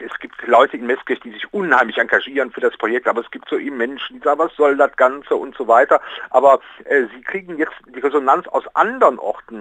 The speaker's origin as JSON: {"language": "German", "town": "Aachen", "region": "North Rhine-Westphalia", "country": "Germany", "tie": "born or raised there", "said": "bin ich Aachener, also Karl der Große, da bin ich mit groß geworden"}